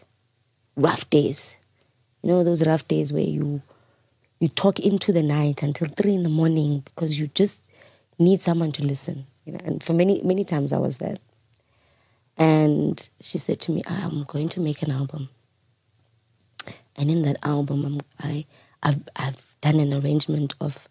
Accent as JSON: {"language": "English", "country": "South Africa", "said": "I'm the black South African"}